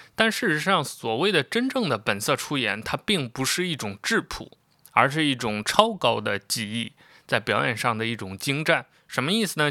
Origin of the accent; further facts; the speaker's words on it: Xi'an, Shaanxi, China; 我是一个西安人，但又不是那么西安的西安人。就我出生地并不是西安，但之后就，很长时间在西安生活，所以我的故乡认同就是西安